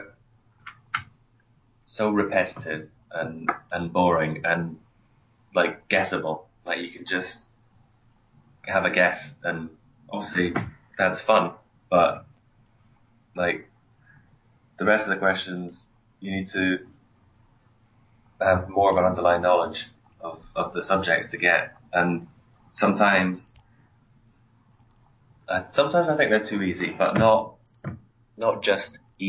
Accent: Aberdeen, Scotland, United Kingdom; from Aberdeen. I'm studying chemical engineering

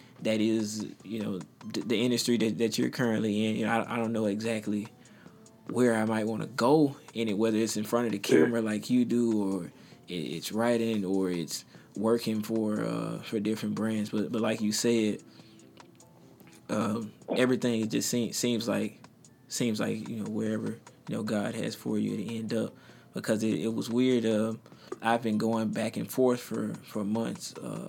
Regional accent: South Haven, Mississippi, United States; I grew up around South Haven, Mississippi. You might not know what it is, but it's right outside of Memphis, Tennessee.

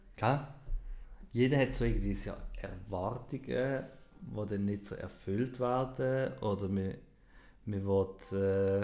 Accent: Switzerland; Wir haben gelernt, Deutsch schreiben. Und nicht Schweizerdeutsch

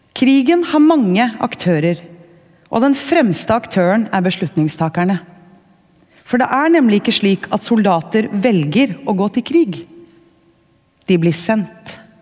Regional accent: Norway; Som nordmenn

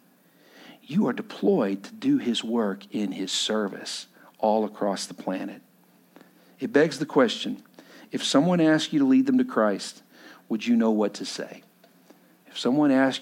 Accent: Texas, United States; I come from Texas

